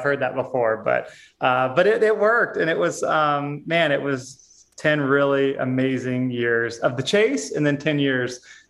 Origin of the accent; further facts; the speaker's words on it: Texas, United States; also born or lived in St. Louis / Arizona / Hawaii; I grew up in Texas and then St. Louis and then lived in Arizona and Hawaii and here and there in a motorhome